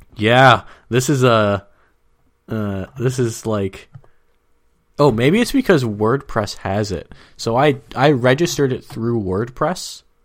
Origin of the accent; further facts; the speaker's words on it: Minnesota, United States; now in San Diego, United States; I'm from Minnesota